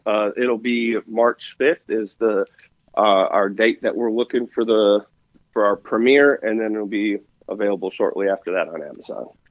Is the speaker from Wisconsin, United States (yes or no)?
yes; Wisconsin, United States; I'm from Wisconsin.